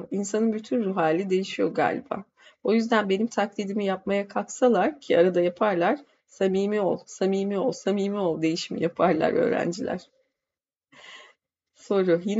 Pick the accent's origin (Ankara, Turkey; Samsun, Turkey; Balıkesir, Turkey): Ankara, Turkey; born there; Şöyle var, ben Ankara doğumluyum. Biliyorsunuz Ankara'nın seyircisi güzeldir.